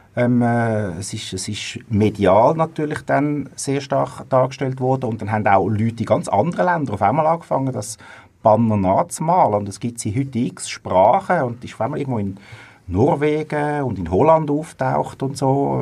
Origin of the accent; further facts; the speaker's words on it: Zurich, Switzerland; ich komme aus Zürich und darum schlägt mein Fußballherz ursprünglich für IF, für Young Fellows Zürich